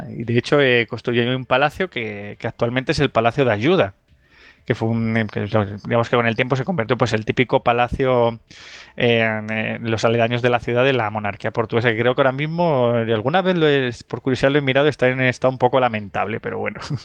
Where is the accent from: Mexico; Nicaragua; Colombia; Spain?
Spain; near Don Benito, Extremadura; cerca de mi pueblo